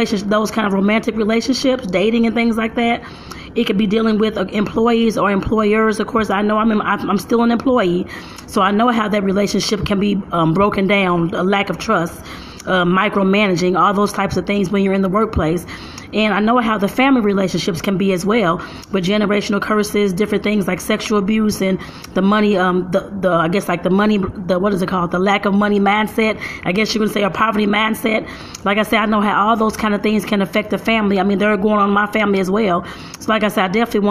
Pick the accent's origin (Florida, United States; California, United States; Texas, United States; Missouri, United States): Missouri, United States; St. Louis; I'm from St. Louis, Missouri